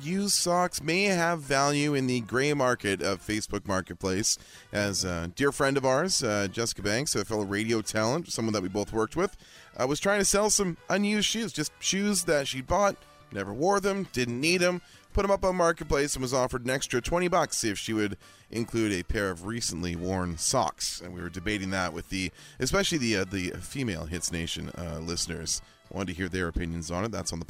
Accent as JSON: {"language": "English", "region": "West Coast", "country": "United States", "tie": "born or raised there", "said": "Growing up on the West Coast, I loved Ring of Honor."}